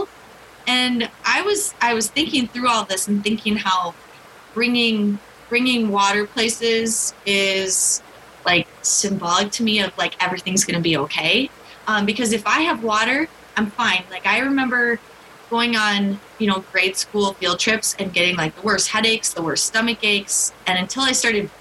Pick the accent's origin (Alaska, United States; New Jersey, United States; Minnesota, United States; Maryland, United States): Minnesota, United States; Mankato; I am from Mankato, currently living in Mankato